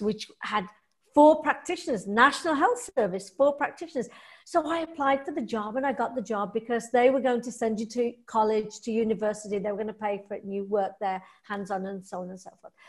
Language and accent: English; England, United Kingdom; I'm English